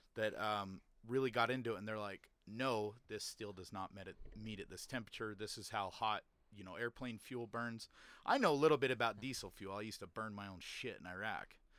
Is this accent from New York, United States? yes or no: no; Utah, United States; also born or lived in Layton, Utah; growing up in Utah